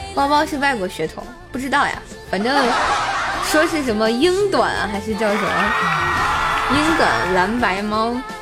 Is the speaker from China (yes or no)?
yes; Tianjin, China; accent: Tianjin dialect; 天津话说得挺好， 必须的，我是天津人儿啊